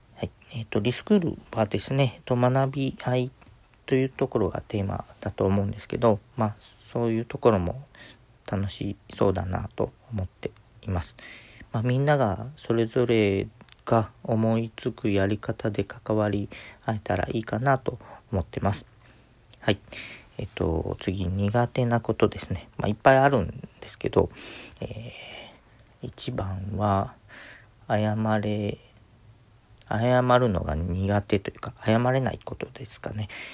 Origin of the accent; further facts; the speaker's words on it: Kagawa, Japan; now in Okayama, Japan; 香川の出身なので